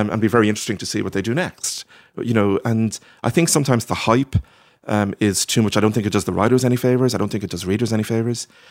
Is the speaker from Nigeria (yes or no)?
no; Ireland; also born or lived in Norwich, England; it was quite nice being Irish there